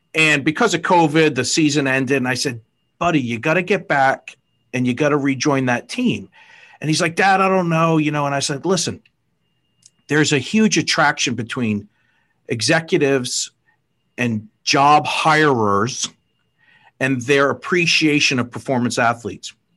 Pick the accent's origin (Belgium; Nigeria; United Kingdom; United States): United States; Fall River, Massachusetts; I grew up in Fall River, Mass.